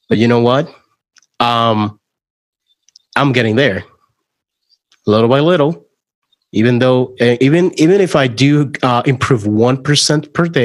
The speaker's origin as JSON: {"language": "English", "country": "Puerto Rico", "second_language": "English", "moved": "yes", "said": "I moved from Puerto Rico to Orlando, Florida. Um, I actually thought I was fully bilingual at that point in time"}